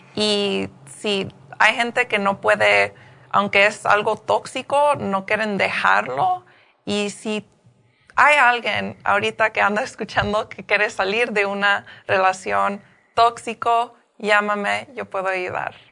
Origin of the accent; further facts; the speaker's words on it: Paramount, California, United States; also born or lived in Downey, California / Los Angeles; nací en Paramount y también creí un poco en Paramount